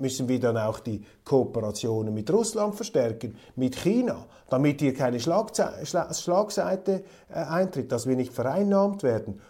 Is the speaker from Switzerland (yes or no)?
yes; Switzerland; unserer Schweiz